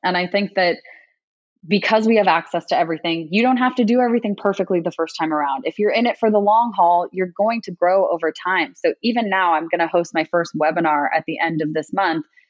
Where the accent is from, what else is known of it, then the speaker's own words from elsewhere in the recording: United States; me being Asian American